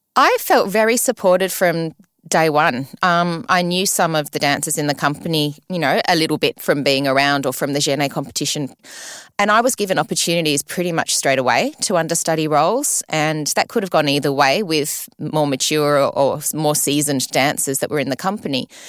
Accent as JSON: {"language": "English", "town": "Sydney", "region": "New South Wales", "country": "Australia", "tie": "born or raised there", "also_born_or_lived": "London, United Kingdom", "said": "I was born in Sydney and, and brought up here all the way till I was fifteen"}